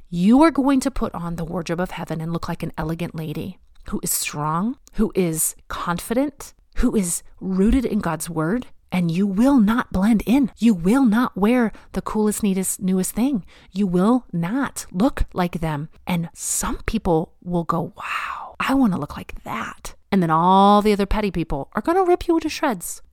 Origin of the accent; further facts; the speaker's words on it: the South, United States; moved away; I was not raised in the passive-aggressive Pacific Northwest. I was raised in the South